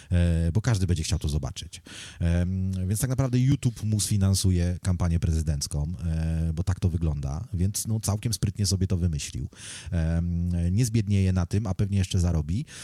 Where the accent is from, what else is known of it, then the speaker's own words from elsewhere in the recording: Poland; now in United Kingdom; jak przyjechałem z Polski do, do Wielkiej Brytanii, to byłem bardziej taki nastawiony właśnie